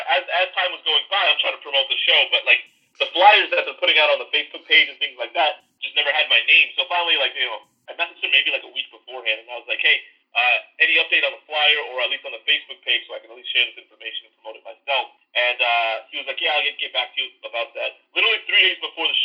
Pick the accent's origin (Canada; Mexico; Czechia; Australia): Canada; moved away as an adult; now in New York, United States; I'm Canadian and my dad's side of the family is up in Canada